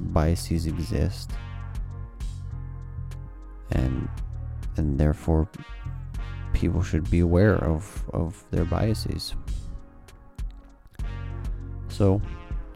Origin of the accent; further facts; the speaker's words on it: Boise, Idaho, United States; born and raised in Boise, Idaho